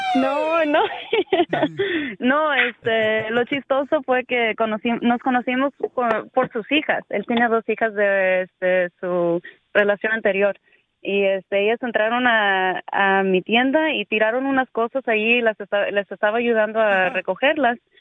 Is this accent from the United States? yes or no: no; Coatzacoalcos, Veracruz, Mexico; originalmente soy de Veracruz, Cotacualcos